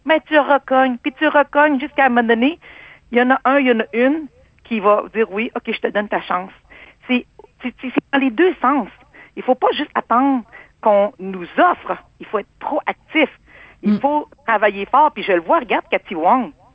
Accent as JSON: {"language": "French", "town": "Quebec City", "region": "Quebec", "country": "Canada", "tie": "born or raised there", "also_born_or_lived": "Cambodia", "said": "Moi, je suis née au Cambodge. C'était le génocide. On a fui un pays et le Québec nous a accueillis."}